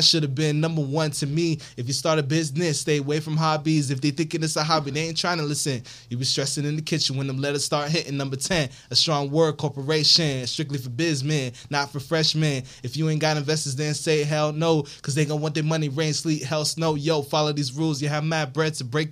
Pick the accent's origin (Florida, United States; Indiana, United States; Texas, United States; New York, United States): Florida, United States; Miami; I'm from Miami